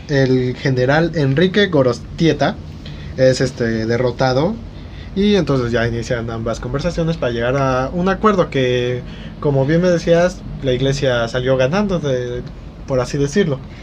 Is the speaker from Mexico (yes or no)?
yes; Mexico; nosotros como mexicanos